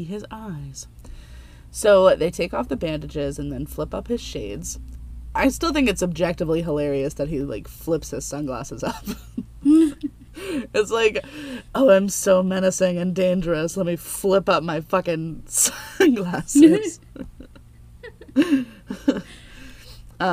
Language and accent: English; United States; growing up in America